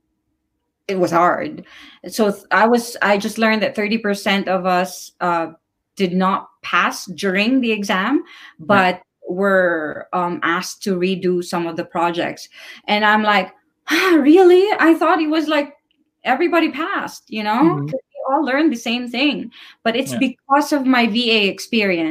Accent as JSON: {"language": "English", "country": "Philippines", "moved": "yes", "said": "I'm originally from the Philippines"}